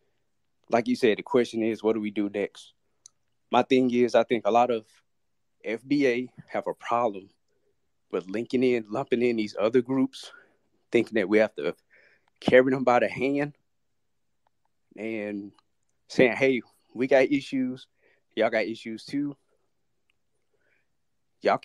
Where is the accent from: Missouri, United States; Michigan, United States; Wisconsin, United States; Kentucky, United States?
Missouri, United States; St. Louis; now in San Antonio, United States; I currently live in San Antonio, but I'm originally from St. Louis, Missouri